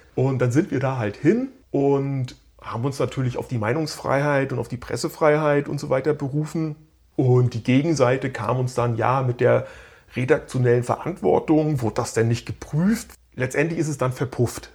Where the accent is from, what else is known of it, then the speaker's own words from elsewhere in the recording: Stralsund, Mecklenburg-Vorpommern, Germany; moved away; in meiner alten Heimatstadt Stralsund